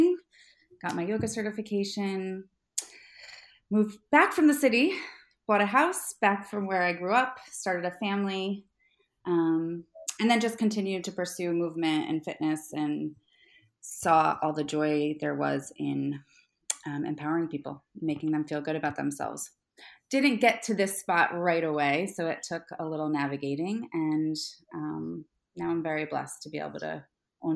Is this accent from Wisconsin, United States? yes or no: no; Newburgh, New York, United States; I was born and raised in Newburgh